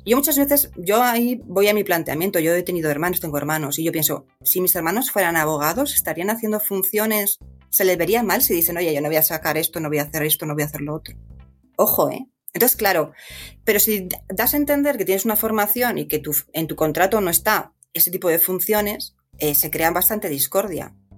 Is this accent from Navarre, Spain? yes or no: no; Madrid, Community of Madrid, Spain; moved away as an adult; also born or lived in Pozuelo de Alarcón; nací en Madrid, sí, soy madrileña